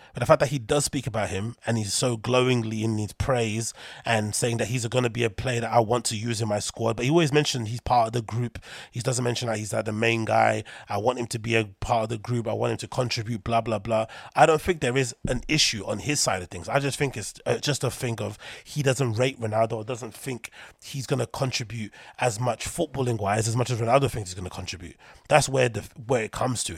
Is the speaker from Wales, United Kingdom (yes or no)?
no; London, United Kingdom; in London, my hometown